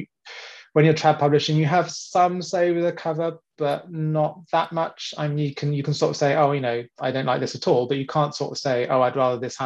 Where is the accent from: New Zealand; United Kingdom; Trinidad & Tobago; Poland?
United Kingdom; England; now in France; born and brought up in England, and then came across with my parents in the mid-90s